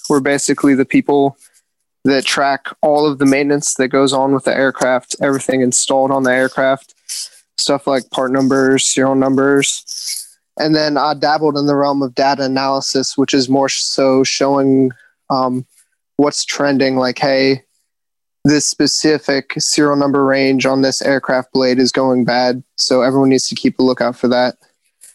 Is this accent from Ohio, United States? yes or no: yes; Cincinnati, Ohio, United States; moved away as an adult; also born or lived in Virginia / North Carolina; now in Camp Pendleton, United States; I'm originally from Ohio